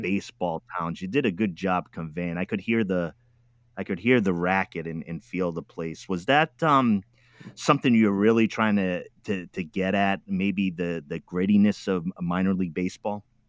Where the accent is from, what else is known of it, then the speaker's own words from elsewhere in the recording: East Coast, United States; also born or lived in Midwest; now in Oregon, United States; I'm from the East Coast